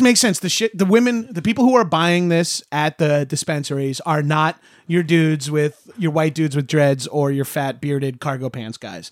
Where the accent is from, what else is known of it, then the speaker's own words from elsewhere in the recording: Long Island, New York, United States; we love our vowels on Long Island